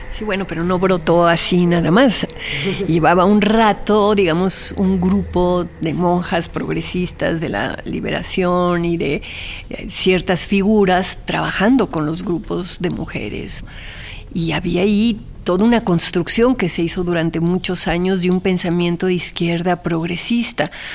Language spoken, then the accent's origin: Spanish; Mexico; also born or lived in Argentina; el haber crecido, porque fui educada en los dos países y con papás extranjeros, entonces siempre está como la, la comparación entre México y Argentina